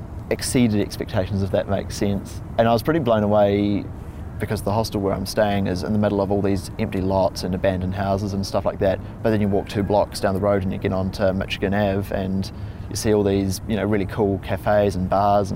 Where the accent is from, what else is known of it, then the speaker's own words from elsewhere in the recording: New Zealand; I'm from New Zealand